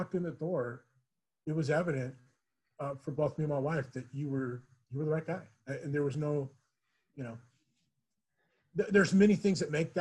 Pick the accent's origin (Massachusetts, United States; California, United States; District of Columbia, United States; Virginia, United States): California, United States; Huntington Beach; now in Chino, United States; I grew up in Huntington Beach and didn't leave there until I came to Chino